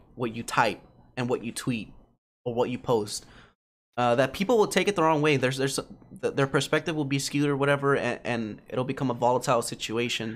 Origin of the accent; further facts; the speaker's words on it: United States; growing up in America